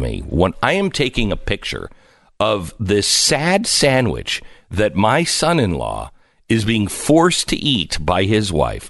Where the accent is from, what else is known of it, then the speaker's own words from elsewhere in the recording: Seattle, Washington, United States; And look, I grew up in Seattle.